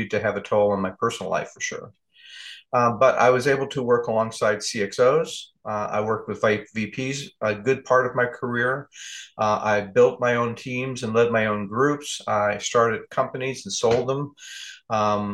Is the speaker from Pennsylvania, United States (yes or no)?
no; California, United States; moved away as an adult; also born or lived in Newark, New Jersey; now in Pacific Northwest, United States; I'm from California and I'm a warm weather baby